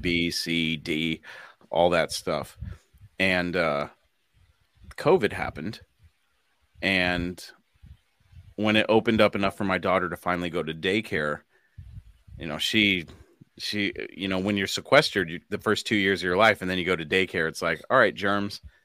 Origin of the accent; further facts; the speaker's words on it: United States; as an American